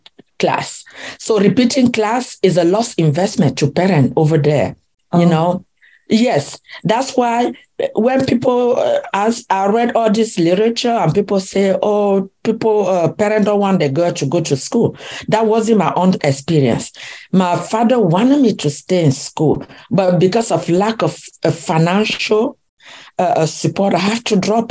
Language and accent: English; West, Cameroon; moved away as an adult; now in United States; I was born in Cameroon, in the village of called Bankonji, in the west part of Cameroon. And I grew up in Cameroon, and in 1991 I moved to the US with my family